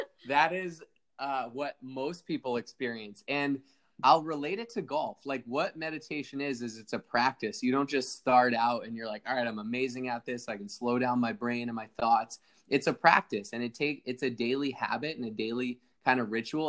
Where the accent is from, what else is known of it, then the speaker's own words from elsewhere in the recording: East Coast, United States; now in Laguna Niguel, United States; I grew up on the East Coast